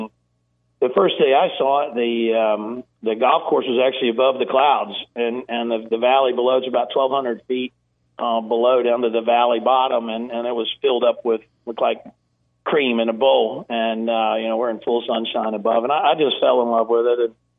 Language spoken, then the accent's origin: English; South Carolina, United States; also born or lived in East Tennessee; So I'm originally from East Tennessee, just a little north of Chattanooga, where I was born, and I have a lot of friends and family in the area, and it's where I first started playing golf, and we moved over to South Carolina at a pretty young age, and grew up competing in golf tournaments there